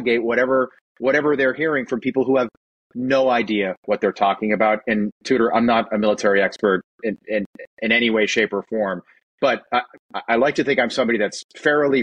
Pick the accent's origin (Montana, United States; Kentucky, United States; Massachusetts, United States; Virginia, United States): Massachusetts, United States; Boston; I'm from Boston